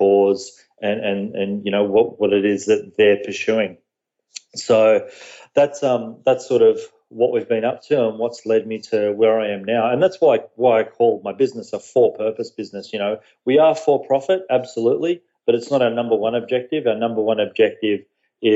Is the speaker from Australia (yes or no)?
yes; Australia; moved away as an adult; also born or lived in Fairfield County, Connecticut, United States; now in Connecticut, United States; I'm from Australia, and I moved to the US about a year ago with my family. So I do live here in the US over on the East Coast. But, born and raised in Australia